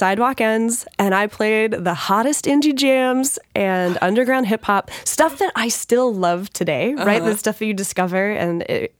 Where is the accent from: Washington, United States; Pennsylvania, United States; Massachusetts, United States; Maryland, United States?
Washington, United States; born there; also born or lived in Georgia / New York; So I was born in Washington State. We went to Georgia. Then we lived in upstate New York. My dad was part of the first Gulf War. So I remember he was deployed. Then we went back to Georgia, then back to Washington.